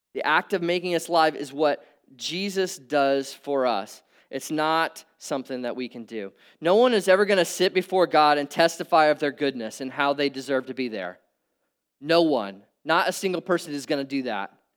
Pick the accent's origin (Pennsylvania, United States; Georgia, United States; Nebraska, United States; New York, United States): Nebraska, United States; I grew up in Nebraska.